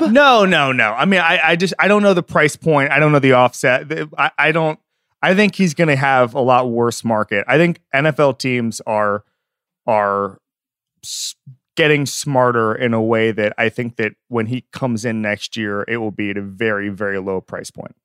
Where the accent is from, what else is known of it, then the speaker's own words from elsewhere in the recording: Florida, United States; now in Los Angeles, United States; I grew up in Florida